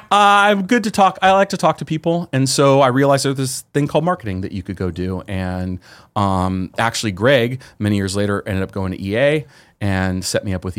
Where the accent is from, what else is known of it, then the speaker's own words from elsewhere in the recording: San Jose, California, United States; because I'm from the Bay Area. So I grew up in San Jose.